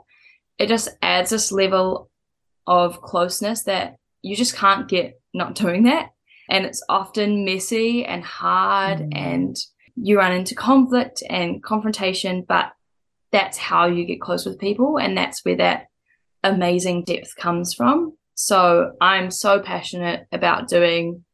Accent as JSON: {"language": "English", "region": "Hawke's Bay", "country": "New Zealand", "moved": "yes", "lives_now": "Auckland, New Zealand", "said": "I'm from Hawke's Bay"}